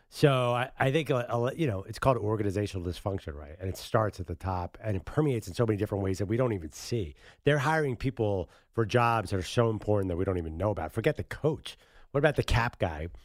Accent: Philadelphia, Pennsylvania, United States; I'm from Philadelphia

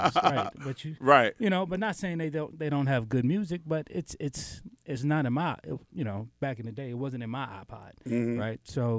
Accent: New York, United States; I'm originally from New York. So, you know, in New York, back in the 70s and 80s, you grew up listening to everything.

